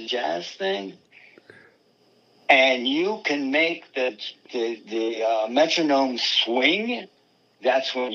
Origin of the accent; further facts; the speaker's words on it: San Jose, California, United States; I'm from San Jose